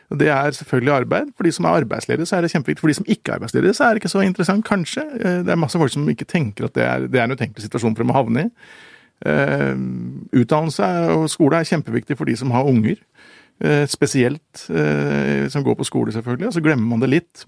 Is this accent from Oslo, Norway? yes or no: yes; Oslo, Norway; jeg vokste opp på Manglerud